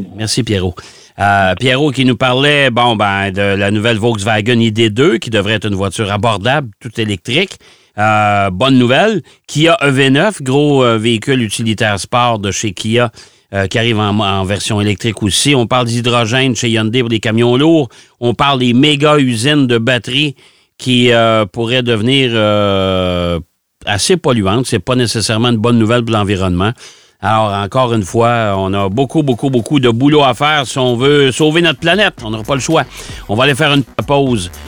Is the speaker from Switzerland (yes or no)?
no; Quebec, Canada